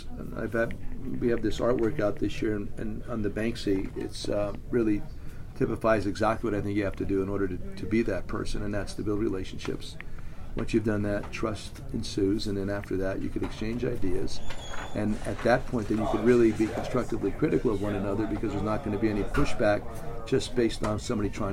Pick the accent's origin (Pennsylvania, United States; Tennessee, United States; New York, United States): Pennsylvania, United States; Hazleton; the Hazleton Integration Project in my hometown